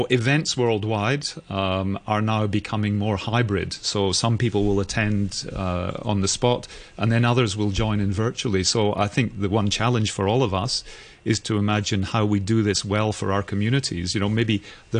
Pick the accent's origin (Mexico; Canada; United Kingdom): United Kingdom; Edinburgh, Scotland; now in Hong Kong; my hometown in Edinburgh